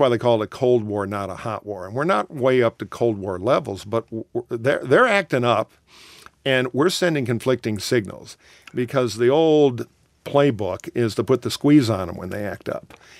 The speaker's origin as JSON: {"language": "English", "town": "Detroit", "region": "Michigan", "country": "United States", "tie": "born or raised there", "said": "grew up in Detroit"}